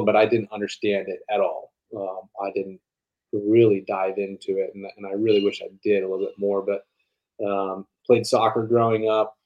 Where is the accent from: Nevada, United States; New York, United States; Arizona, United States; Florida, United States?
Arizona, United States; Tucson; also born or lived in Colorado; I grew up in Tucson, Arizona, born in Colorado